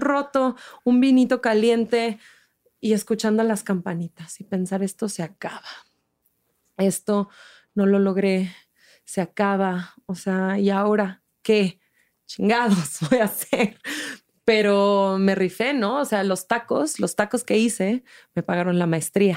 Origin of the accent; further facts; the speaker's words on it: Mexico City, Mexico; moved away as an adult; also born or lived in Switzerland / Barcelona, Spain; soy chilanga, soy del DF